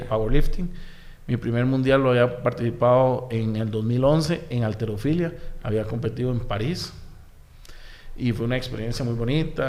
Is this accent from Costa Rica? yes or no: yes; Desamparados, San José, Costa Rica; also born or lived in Barrio Córdoba, San José; yo nací en Barrio Córdoba, okay. porque por Quesadorán, por Plaza Víquez. Sí. Eh, posteriormente, después nos fuimos a ir a San Juan de Dios de Desamparados